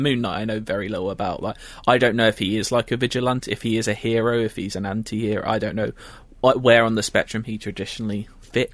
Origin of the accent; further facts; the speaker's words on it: London, United Kingdom; I'm from London